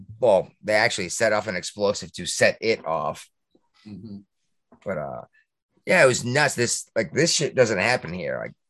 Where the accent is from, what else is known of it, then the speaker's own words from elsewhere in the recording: Massachusetts, United States; my hometown in Massachusetts, little tiny town. We have like 8,000 people.